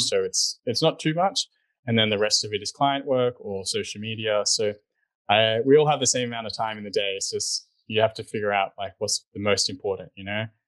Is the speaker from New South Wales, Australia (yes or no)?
yes; Sydney, New South Wales, Australia; moved away as an adult; also born or lived in New York City; I grew up in Sydney, Australia